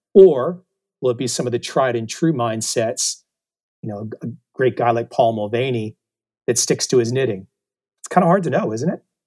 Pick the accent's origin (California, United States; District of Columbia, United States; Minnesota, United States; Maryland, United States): District of Columbia, United States; Washington; moved away as an adult; now in Saigon, Vietnam; I grew up in the Washington, D C area